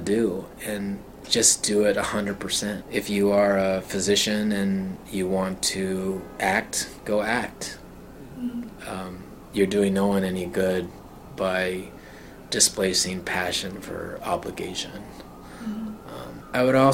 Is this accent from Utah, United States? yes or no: yes; Salt Lake City, Utah, United States; moved away; also born or lived in China / Germany; I was born and raised in Salt Lake City, Utah